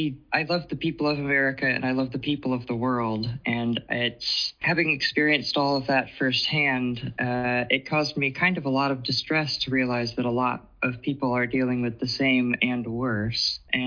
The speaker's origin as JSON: {"language": "English", "region": "Georgia", "country": "United States", "said": "I am here from Georgia. I'm 31, of course."}